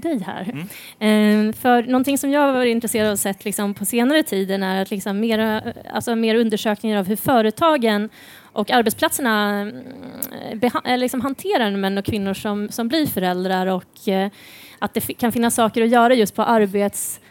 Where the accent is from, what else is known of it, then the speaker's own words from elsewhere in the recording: Sweden; som liksom svensk